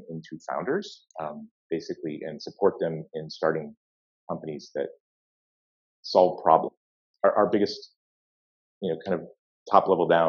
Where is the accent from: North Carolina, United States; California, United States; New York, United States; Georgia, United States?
Georgia, United States; Atlanta; also born or lived in West Coast, United States; grew up in Atlanta, Georgia